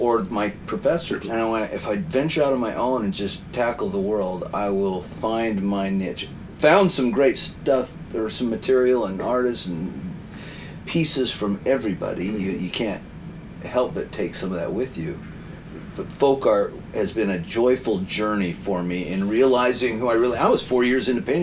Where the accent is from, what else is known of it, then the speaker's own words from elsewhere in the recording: Wyoming, United States; now in Boston, United States; I moved from the West to the East, and growing up in Wyoming, where everything was animals and scenery